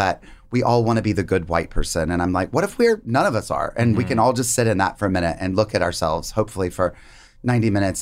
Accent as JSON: {"language": "English", "region": "North Carolina", "country": "United States", "tie": "born or raised there", "said": "I grew up in North Carolina."}